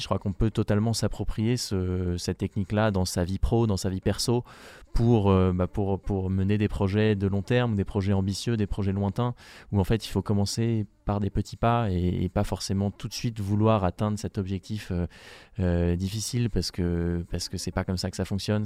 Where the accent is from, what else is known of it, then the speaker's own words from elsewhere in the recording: France; je suis le premier français